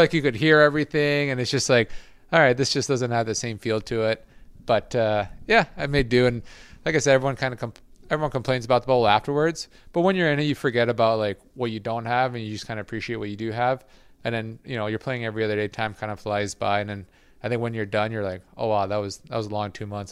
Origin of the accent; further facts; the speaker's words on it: Quebec, Canada; moved away; I grew up, I, I was born in Quebec, so I understand it well. I don't speak it too well.